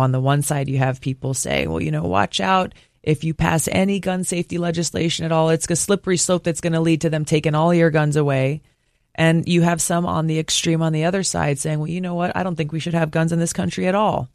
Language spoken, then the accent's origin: English; Hawaii, United States; growing up in Hawaii